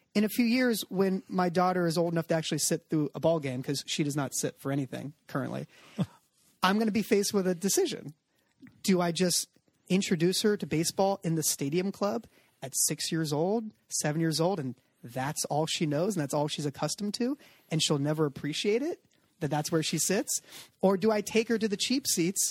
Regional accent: Southern California, United States; I'm a Californian. Yeah. I split my adolescent years between Southern Cal and Northern California.

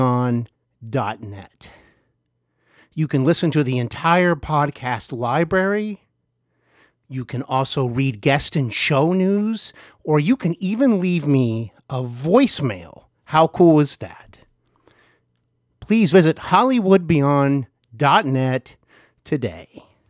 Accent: Cincinnati, Ohio, United States; I am here in my hometown of Cincinnati, Ohio

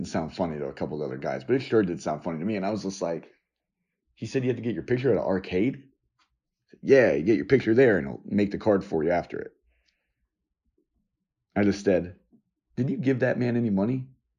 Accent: New York, United States; I was born and lived in New York on and off different times in different places.

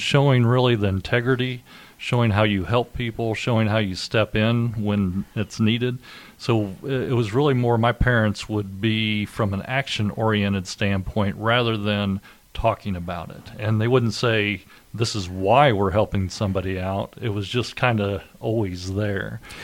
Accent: Indiana, United States; also born or lived in Decatur, Indiana / Milan, Indiana / Greensburg, Indiana / West Lafayette, Indiana; I grew up in Indiana. I've lived pretty much my whole life here

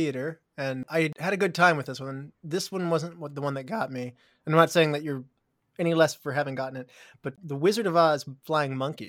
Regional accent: West Virginia, United States; We're going to go back to our roots of West Virginia. Chad and I, you and I, are both from the Mountain State

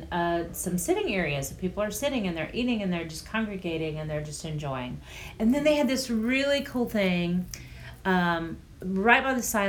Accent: Orlando, Florida, United States; and you know, we're from Orlando, the area that the mouse created

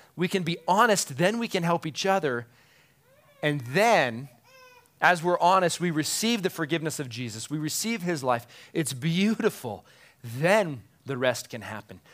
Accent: United States; as American moms and dads

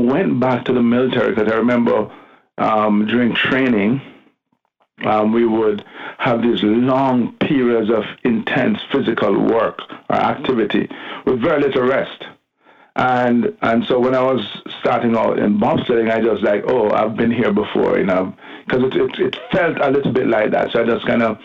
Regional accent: Kingston, Jamaica; accent: Jamaican; Born and bred in Jamaica, Kingston

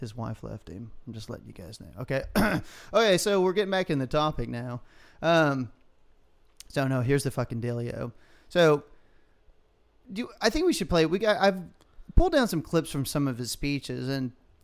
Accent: Texas, United States; being Texan

